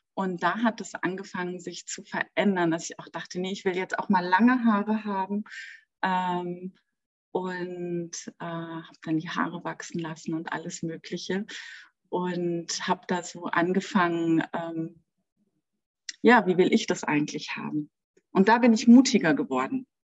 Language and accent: German; Berlin, Germany; moved away as an adult; now in Munich, Germany; ich bin in Berlin groß geworden, also auch geboren und auch erwachsen geworden.